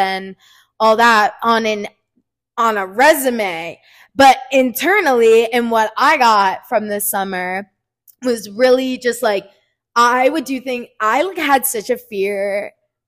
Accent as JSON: {"language": "English", "region": "New Jersey", "country": "United States", "said": "I'm from New Jersey, but I go to JMU"}